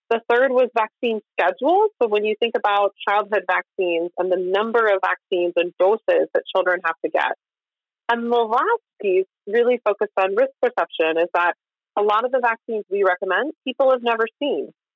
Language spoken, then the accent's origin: English; Kansas, United States; moved away; I grew up in Kansas